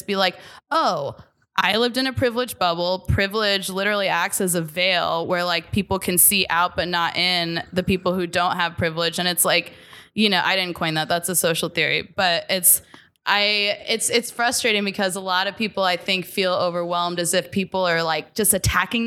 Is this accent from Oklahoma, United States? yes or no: yes; Tulsa, Oklahoma, United States; moved away as an adult; also born or lived in Portland, Oregon; now in New York, United States; I grew up in Tulsa, Oklahoma, and I moved to Portland, Oregon for college